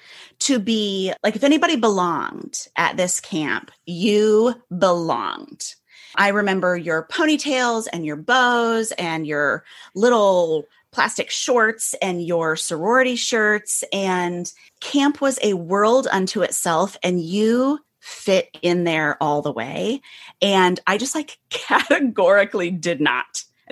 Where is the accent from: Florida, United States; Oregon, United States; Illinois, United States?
Illinois, United States; now in Manhattan, United States; I grew up in the Midwest outside Chicago. And 2.5 years ago, my family and I moved to Manhattan, which is like a whole thing.